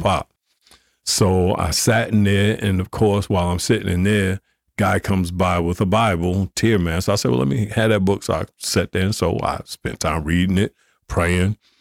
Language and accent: English; Newark, New Jersey, United States; growing up in Newark